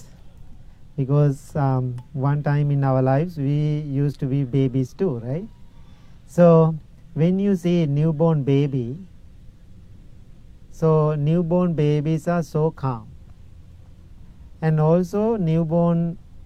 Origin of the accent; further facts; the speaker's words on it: Sri Lanka; English is a second language; moved away as an adult; now in Illinois, United States; I am coming from Sri Lanka. My first 20, 21 years, I was in Sri Lanka.